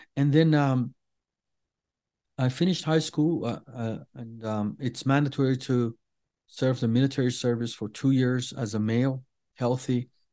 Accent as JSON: {"language": "English", "country": "Iran", "first_language": "Persian", "second_language": "English", "said": "we are Iranians, we are Persians, we speak Farsi"}